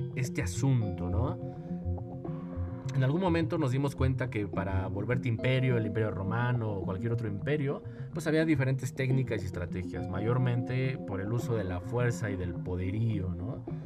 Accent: Mexico; en mi país, en mi caso, en México

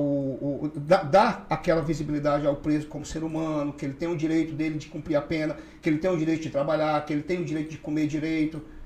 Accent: Rio Branco, Acre, Brazil; Eu nasci em Rio Branco, mas toda a minha família, é, por parte de mãe, são dos seringais de Tarauacá

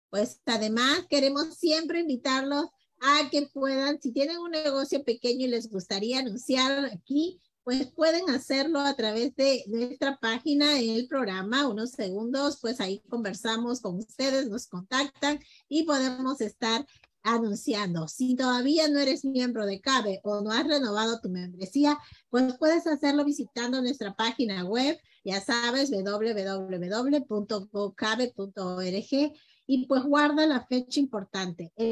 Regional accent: Peru; now in Mexico; Somos peruanos, pero ya estamos adoptados por todos nuestros amigos mexicanos

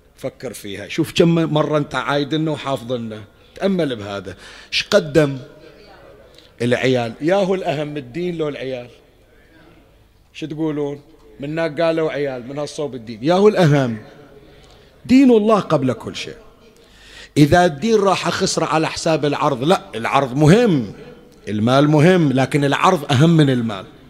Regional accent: Bahrain; وأنا البحريني، ابن البحرين

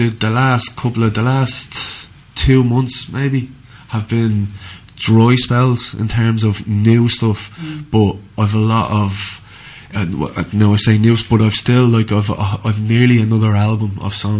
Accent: Dublin, Leinster, Ireland; moved away as an adult; now in County Clare, Ireland; I grew up on the fringes of Dublin.

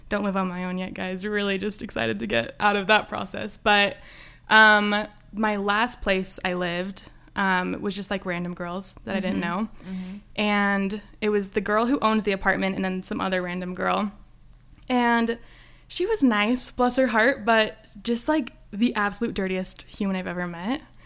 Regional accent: Orem, Utah, United States; I'm from Utah. I grew up in Orem, went to Mountain View.

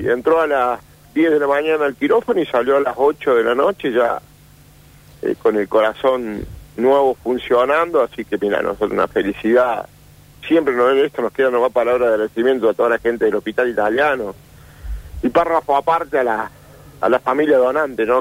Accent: Etruria, Córdoba, Argentina; somos de Etruria

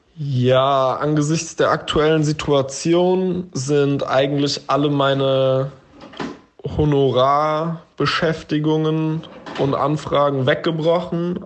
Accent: Frankfurt am Main area, Hesse, Germany; now in Berlin, Germany; ursprünglich komme ich aus Frankfurt am Main beziehungsweise aus dem Umland vom Dorf

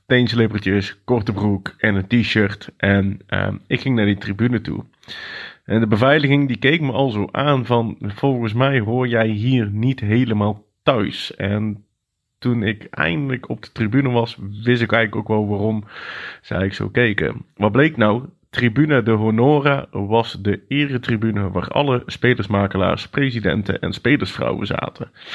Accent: Netherlands

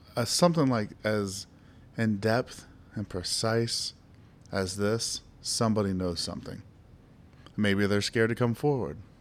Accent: Ohio, United States; my home state, Ohio

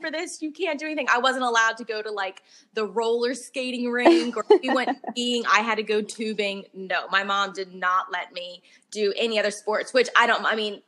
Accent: Delaware, United States; moved away as an adult; also born or lived in New York City; I'm originally from Delaware. So we drove back and forth for 45 minutes each way to the studio, danced my whole life. And then at 18, I moved to New York City

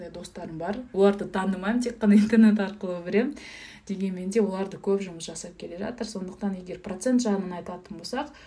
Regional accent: Kazakhstan; moved away; өйткені өзім ауылда тудым ауылда өстім

